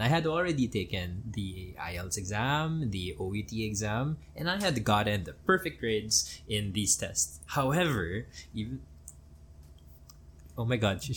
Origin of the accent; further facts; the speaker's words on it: Manila, Metro Manila, Philippines; Since we are a former American colony, I was born in Manila